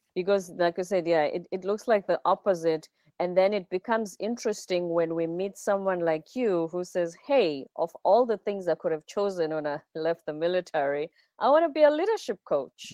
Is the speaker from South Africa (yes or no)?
yes; South Africa; I'm South African, I'm from the Zulu culture.